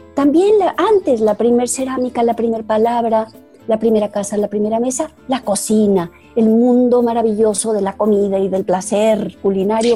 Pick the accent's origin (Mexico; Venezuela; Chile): Mexico; tuve la suerte en los 70 de, de volverme jovencita, de, de, entrar a mi adolescencia, cuando en México despertaba y tomaba cancha la segunda ola de feminismo